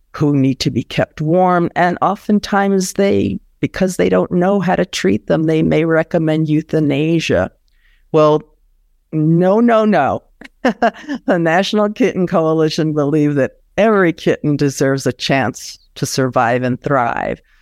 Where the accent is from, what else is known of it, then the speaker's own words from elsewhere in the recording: New York, United States; I grew up in New York